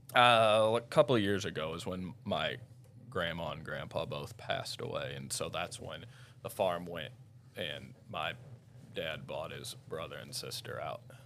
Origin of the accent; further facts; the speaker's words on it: Owensville, Missouri, United States; also born or lived in St. Louis County, Missouri / Jackson Hole; I'm from Owensville, Missouri.